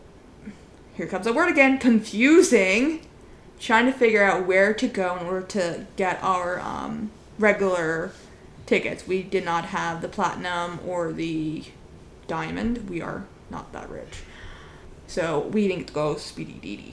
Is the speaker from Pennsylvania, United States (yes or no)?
yes; Pennsylvania, United States; first language English; We are not from New York City. As we've mentioned before, we are from Pennsylvania